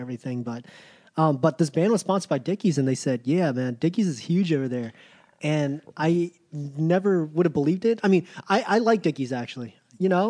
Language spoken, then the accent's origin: English; Virginia Beach, Virginia, United States; growing up in Virginia Beach